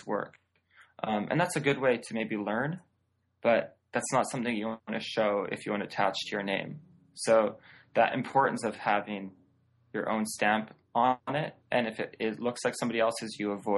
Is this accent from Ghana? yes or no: no; just outside of Vancouver, British Columbia, Canada; moved away as an adult; now in Seattle, United States; I grew up just outside of Vancouver, British Columbia.